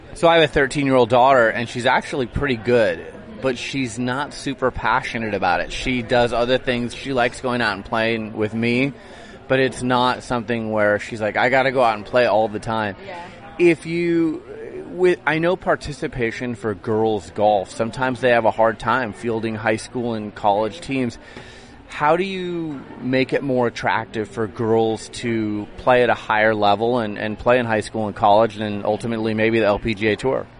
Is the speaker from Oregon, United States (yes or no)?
yes; Portland, Oregon, United States; my hometown of Portland